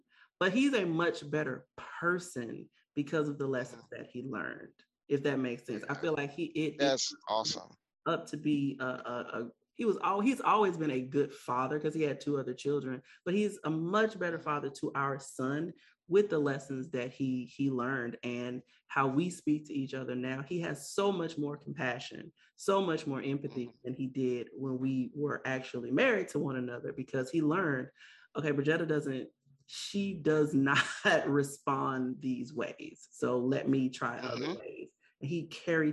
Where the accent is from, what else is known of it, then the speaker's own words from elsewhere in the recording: the South, United States; growing up in the South, and it's very heavy on being married